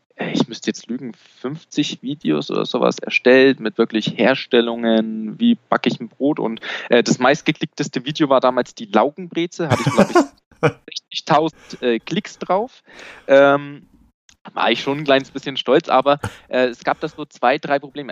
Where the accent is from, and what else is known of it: Bavaria, Germany